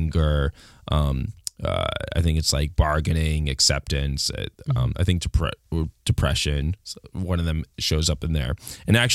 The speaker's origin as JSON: {"language": "English", "country": "United States"}